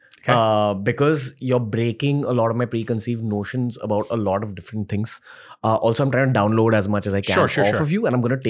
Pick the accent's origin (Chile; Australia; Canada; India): India; what it was like growing up in India for me. I'm born in 1993.